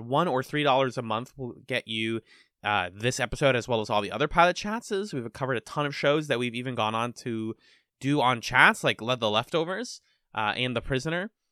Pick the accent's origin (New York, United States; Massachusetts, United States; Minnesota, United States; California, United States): Massachusetts, United States; Boston; we're from the East Coast. We are from the Boston area.